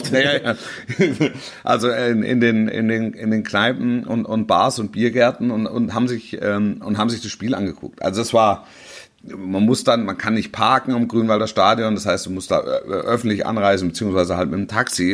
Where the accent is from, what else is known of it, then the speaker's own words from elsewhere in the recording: Hesse, Germany; gebürtiger Hesse